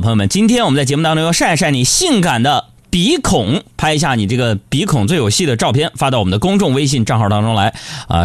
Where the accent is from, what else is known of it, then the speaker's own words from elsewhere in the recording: China; 俺们中国人